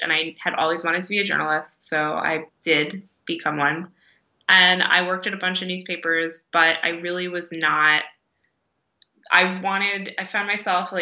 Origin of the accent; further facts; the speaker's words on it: New York City, New York, United States; now in North Adams, United States; And I'm from New York. I was born in Manhattan